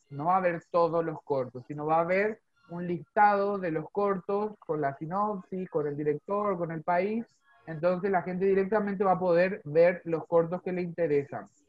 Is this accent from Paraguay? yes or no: yes; Paraguay; also born or lived in Zona Sur, Greater Buenos Aires, Argentina; now in Argentina; yo que soy paraguayo